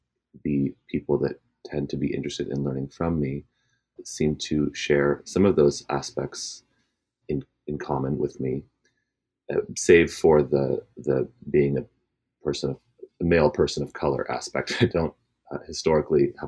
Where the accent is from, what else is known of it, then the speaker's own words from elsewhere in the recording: Alameda, Bay Area / Sierra Nevada foothills, California, United States; I was born in the Bay Area and grew up in a pretty mixed culturally mixed neighborhood in the Bay Area, Alameda